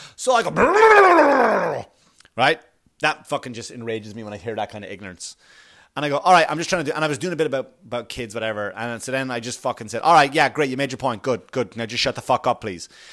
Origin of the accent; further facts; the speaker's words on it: Ireland; moved away; I grew up in Ireland, of course, right, where the police force is something totally different